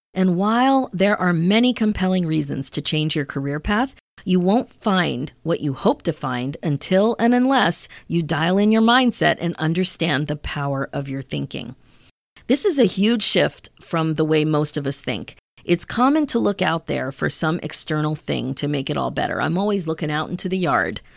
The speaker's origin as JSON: {"language": "English", "region": "Pennsylvania", "country": "United States", "tie": "born or raised there", "also_born_or_lived": "Ontario, Canada", "moved": "yes", "lives_now": "Canada", "said": "I grew up in Pennsylvania. My kids grew up in Ontario. And here in Canada, we say grade nine."}